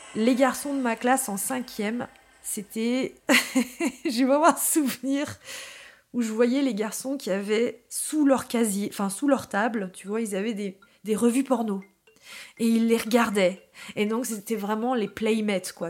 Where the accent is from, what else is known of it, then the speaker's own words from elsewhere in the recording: Paris, Île-de-France, France; je suis née à Paris, à l'hôpital Port-Royal